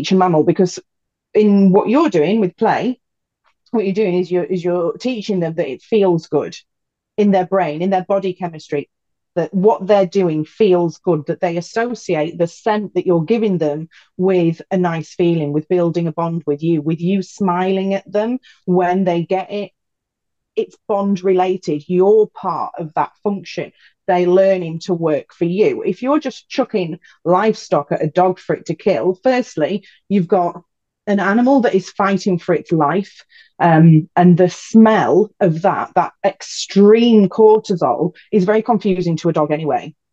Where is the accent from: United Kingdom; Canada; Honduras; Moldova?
United Kingdom; growing up in the British countryside